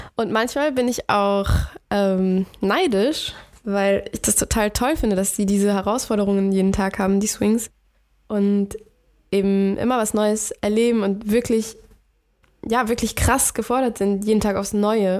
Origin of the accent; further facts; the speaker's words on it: Bavaria, Germany; now in Hamburg, Germany; den Frühling bin ich nach Bayern gegangen, wo ich herkomme